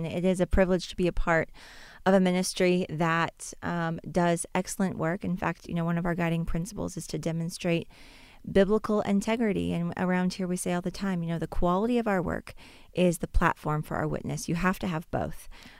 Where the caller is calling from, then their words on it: Boone, North Carolina, United States; I am calling in today from Boone, North Carolina.